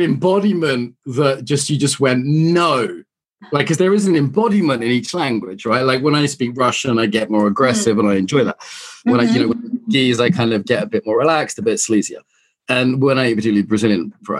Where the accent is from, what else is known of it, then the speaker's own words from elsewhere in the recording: Ireland; I'm Irish